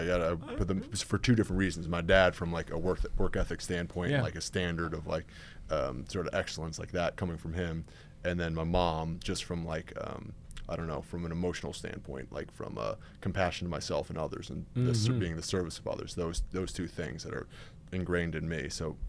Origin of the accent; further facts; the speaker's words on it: New York, United States; So I grew up in Westchester, New York, so suburbs in New York City. It's not really like football country.